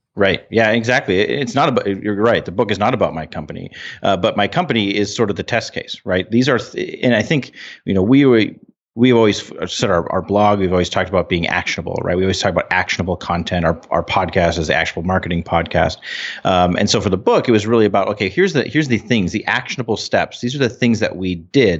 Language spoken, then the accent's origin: English; North Dakota, United States; We're from North Dakota